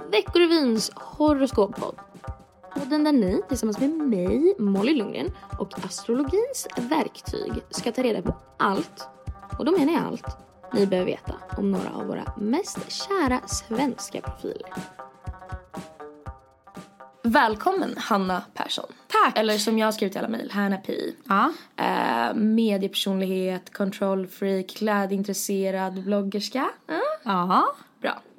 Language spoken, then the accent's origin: Swedish; Sweden; Det betyder egentligen ingenting med tanke på att vi är från Sverige.